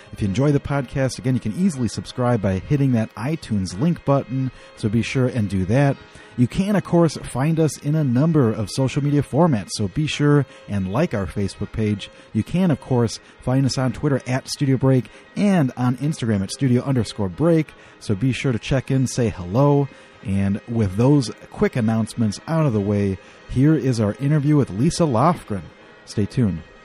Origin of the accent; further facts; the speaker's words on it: Midwest, United States; also born or lived in Laramie, Wyoming; growing up in the Midwest